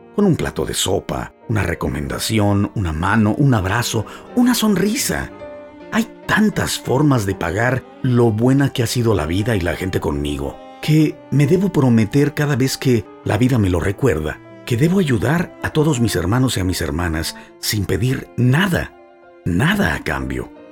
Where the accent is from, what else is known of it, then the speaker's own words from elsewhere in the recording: Mexico; now in United States; los mexicanos que vivimos y o trabajamos en los Estados Unidos de Norteamérica